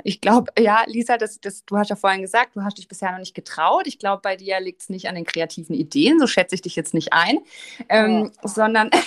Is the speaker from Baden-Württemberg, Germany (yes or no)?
yes; Offenburg, Baden-Württemberg, Germany; also born or lived in Switzerland; Ich komme aus Offenburg.